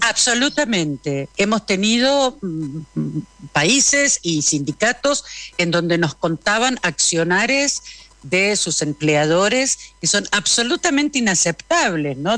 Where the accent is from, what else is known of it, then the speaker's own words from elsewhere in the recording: Argentina; yo soy argentina